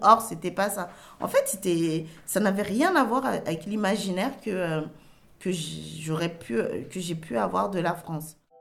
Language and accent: French; Cameroon; moved away; chez moi en Afrique ou précisément au Cameroun